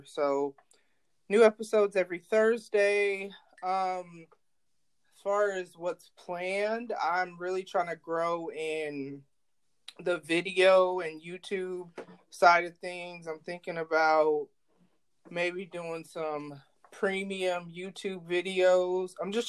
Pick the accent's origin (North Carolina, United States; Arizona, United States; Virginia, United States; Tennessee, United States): North Carolina, United States; born there; also born or lived in Guam / New York / New Jersey / Illinois; now in Omaha, United States; but I was born in North Carolina. My parents were military, so I lived in Guam, I lived in New York, I lived in New Jersey, I lived in Illinois, and then I live in Nebraska.